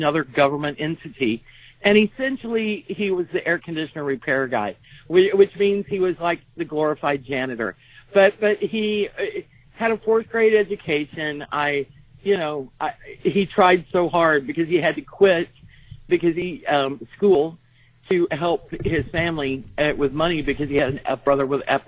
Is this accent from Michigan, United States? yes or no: no; Texas, United States; accent: Texas; You can tell I'm from Texas, can't you? I'm trying really hard not to have a Texas accent